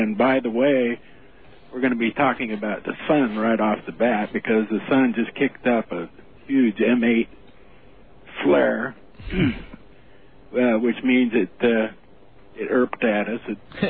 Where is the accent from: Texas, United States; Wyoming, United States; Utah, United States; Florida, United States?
Utah, United States; moved away as an adult; my background is I came from Utah down into California in about 1966 to teach college.